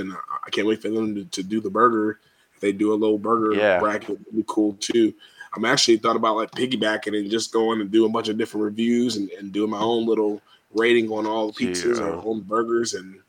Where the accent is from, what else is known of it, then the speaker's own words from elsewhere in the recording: Clarksville, Tennessee, United States; I'm from Clarksville, so I've had Luigi's forever.